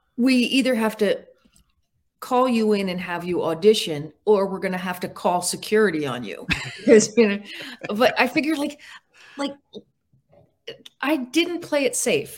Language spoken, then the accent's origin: English; Park Ridge, New Jersey, United States; I grew up in Park Ridge, New Jersey